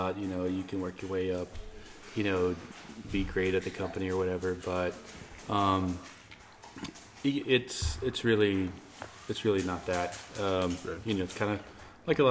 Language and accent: English; Rawls, Texas, United States; an opportunity opened up in my hometown, Rawls.